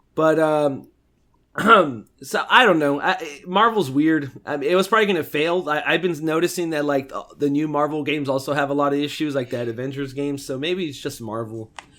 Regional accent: United States; grew up in America

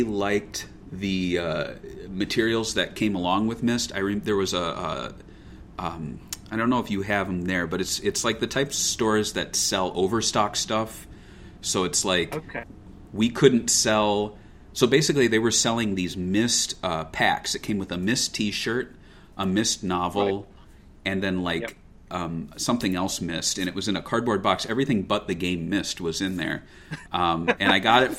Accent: United States; as an American

